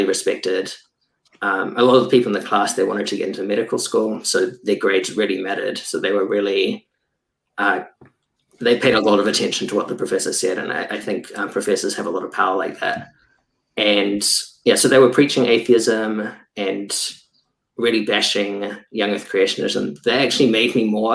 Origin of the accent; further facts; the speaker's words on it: New Zealand; now in Germany; I'm a biologist currently based in Germany. I was from New Zealand before